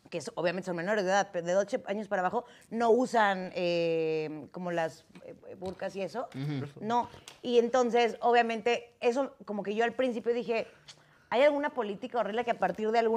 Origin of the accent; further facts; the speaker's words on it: Mexico; Y entonces tú dices, eh, soy mexicano y, ¡oh, mexicano!